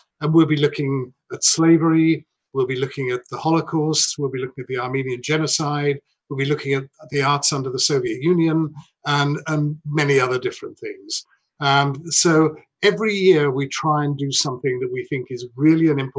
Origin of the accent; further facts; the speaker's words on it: United Kingdom; moved away as an adult; now in United States; I'm not American. And so, I mean, I think just worth saying that Carnegie Hall is the only reason I left the UK